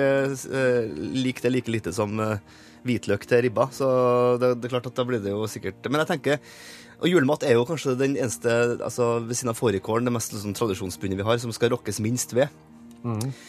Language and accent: Norwegian; Stjørdal, Trøndelag, Norway; jeg er jo fra Stjørdal